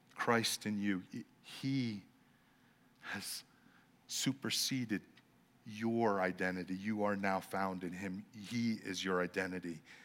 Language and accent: English; Los Angeles, California, United States; I'm from Los Angeles